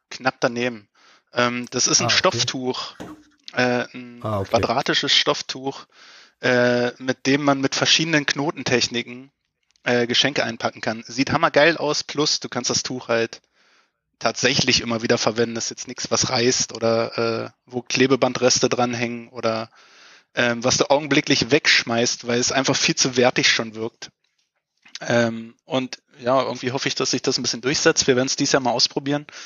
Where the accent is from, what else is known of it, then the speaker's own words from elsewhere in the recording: Berlin, Germany; ich, als Berliner muss ich ja öfter mal so ein Special Öko-Bio-Hipster-Nachhaltigkeitstipp bringen.